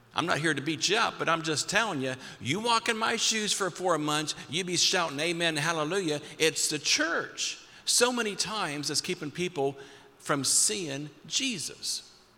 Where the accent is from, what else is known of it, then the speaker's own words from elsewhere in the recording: Perry County, Ohio, United States; your speaker tonight is a, is a kid from Perry County